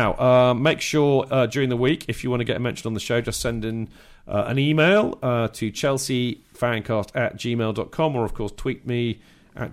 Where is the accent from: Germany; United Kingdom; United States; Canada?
United Kingdom; Winchester, South East England; haven't grown up in Hampshire and Winchester